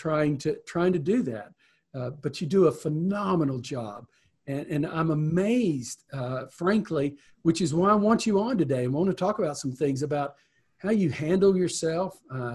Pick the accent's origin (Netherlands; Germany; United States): United States; Texas; And I grew up in Deep East Texas.